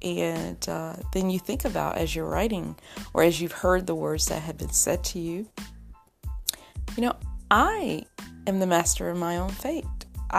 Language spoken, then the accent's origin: English; Rochester, New York, United States; born or raised there